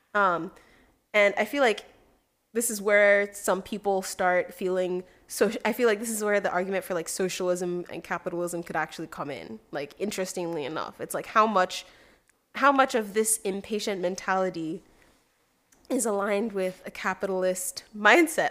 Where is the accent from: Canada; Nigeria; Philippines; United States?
Nigeria; moved away; the mentality of being overly competitive as a Nigerian came because it is so competitive at home